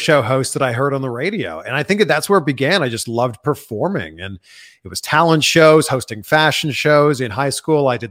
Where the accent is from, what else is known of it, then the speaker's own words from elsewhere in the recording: Pickering, Ontario, Canada; moved away as an adult; also born or lived in Cleveland, Ohio / Miami, Florida; I grew up in Pickering, Ontario, just outside of Toronto.